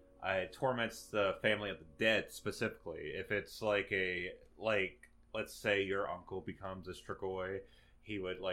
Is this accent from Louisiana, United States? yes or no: yes; Slidell, Louisiana, United States; It's me, I'm from Slidell, Louisiana.